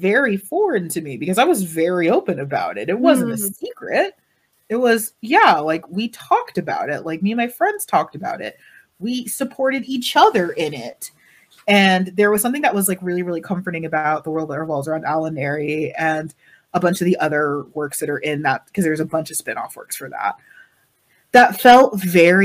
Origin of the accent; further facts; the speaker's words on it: United States; as an American